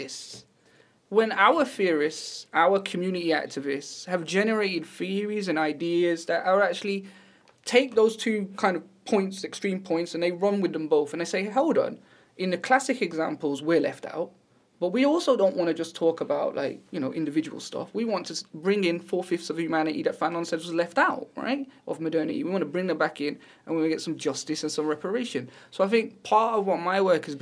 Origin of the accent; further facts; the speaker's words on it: Wolverhampton, West Midlands, United Kingdom; I grew up in Wolverhampton where, you know, we don't have no nice parts, everywhere's poor